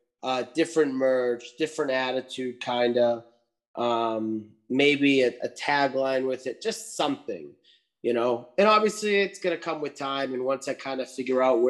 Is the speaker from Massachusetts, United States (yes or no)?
yes; Lowell, Massachusetts, United States; my hometown here in Lowell